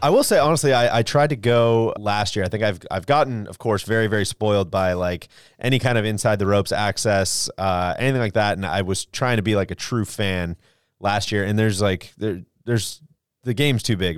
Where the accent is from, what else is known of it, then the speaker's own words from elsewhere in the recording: Jacksonville, Florida, United States; my hometown